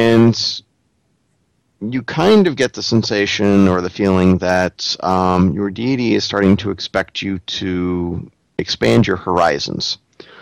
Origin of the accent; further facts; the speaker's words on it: New England, United States; I'm from New England